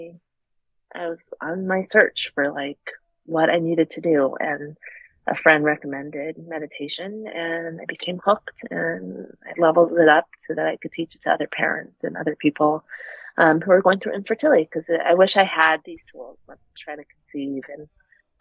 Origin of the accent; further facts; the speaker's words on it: Chicago, Illinois, United States; moved away as an adult; also born or lived in New Hampshire / Boston; now in Los Angeles, United States; We're both originally from Chicago